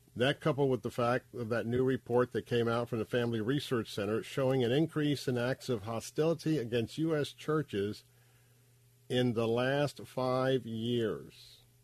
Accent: Tampa, Florida, United States; I grew up right here in Tampa, Florida

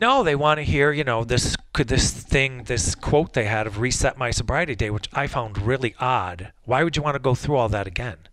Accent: Wolcott, Connecticut, United States; also born or lived in New Haven / Bristol; Bristol, where I grew up in Wolcott, and instead of going back to New Haven, I stayed up here

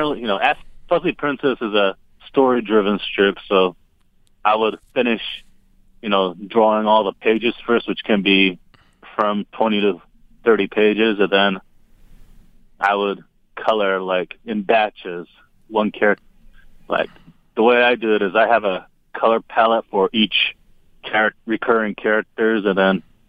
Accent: Japan; I was born and raised in Japan.

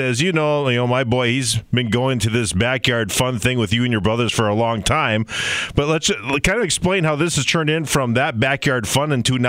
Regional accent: United States; the Clay County Fairgrounds in my hometown

